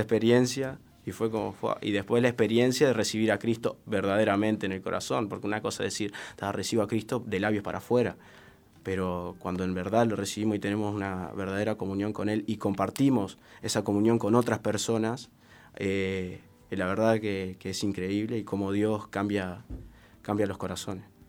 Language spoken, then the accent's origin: Spanish; Salto, Uruguay; now in Montevideo, Uruguay; me mudo de Salto, eh, yo soy salteño, hace tres años que estoy acá en Montevideo